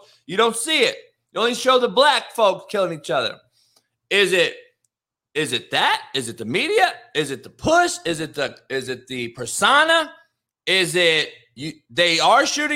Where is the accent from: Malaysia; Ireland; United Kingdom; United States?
United States; Compton, California; growing up in Compton, being around nothing but killers, dope dealers, and athletes